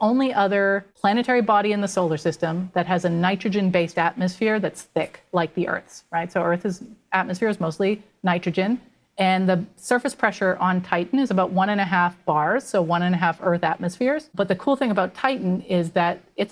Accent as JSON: {"language": "English", "country": "Canada", "said": "I'm Canadian"}